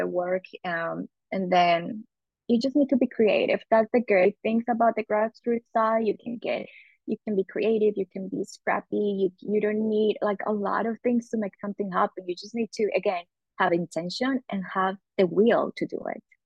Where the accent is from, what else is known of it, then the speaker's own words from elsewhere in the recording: Medellín, Antioquia, Colombia; moved away as an adult; now in United States; So I'm originally originally from Colombia in South America. I've been living in the United States uh, for almost 13 years